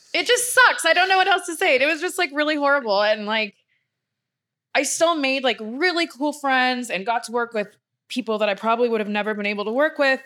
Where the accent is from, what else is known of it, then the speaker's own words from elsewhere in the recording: Victoria, British Columbia, Canada; moved away as an adult; also born or lived in Florida; now in Los Angeles, United States; I'm born and raised in Victoria